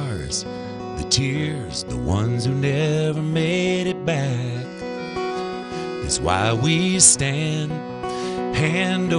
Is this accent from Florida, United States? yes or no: yes; Gadsden County, Florida, United States; moved away; also born or lived in Tallahassee, Florida; growing up in Gadsden County